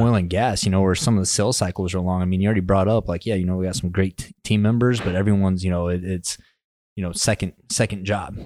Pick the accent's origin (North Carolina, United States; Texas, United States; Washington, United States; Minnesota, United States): Texas, United States; West; I'm from West Texas.